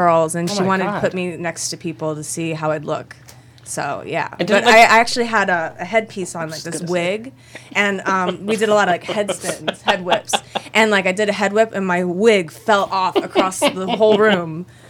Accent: Miami, Florida, United States; And I was from Miami, naive, just, you know, fresh.

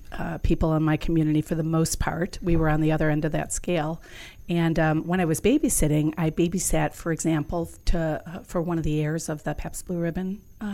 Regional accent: Hinsdale, Illinois, United States; Chicago, a little town 50 miles southwest, Hinsdale, Illinois

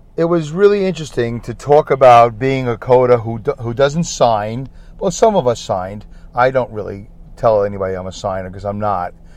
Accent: New York City, New York, United States; ever since I was a little boy growing up in Brooklyn.

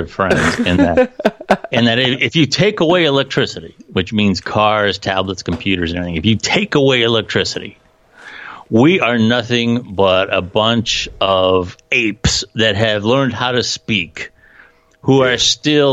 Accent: Canton, Ohio, United States; I'm from Canton, Ohio. I came from a very athletic school, McKinley

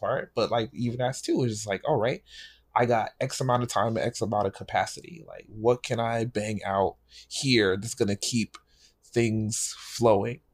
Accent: New York City, New York, United States; moved away as an adult; also born or lived in Pennsylvania; I grew up in New York

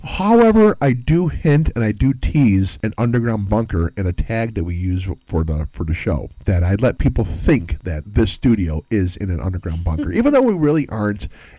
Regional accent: Chicago, Illinois, United States; growing up in Chicagoland, historically, we've had bad winters

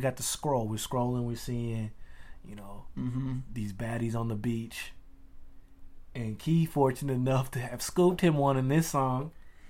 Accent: the South, United States; especially me growing up in the South

